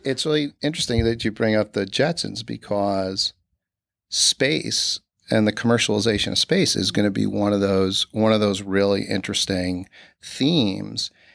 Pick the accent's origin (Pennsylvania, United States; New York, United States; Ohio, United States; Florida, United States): New York, United States; Newburgh; I grew up in Newburgh, New York, with, uh, my parents and my two brothers.